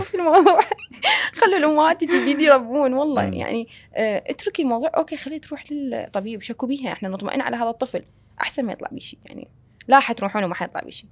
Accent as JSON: {"language": "Arabic", "country": "Iraq", "said": "عندنا بالعراق"}